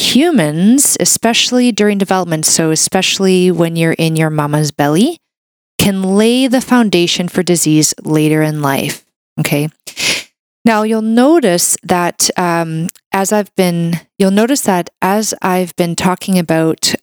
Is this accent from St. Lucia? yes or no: no; Canada; a Canadian medical doctor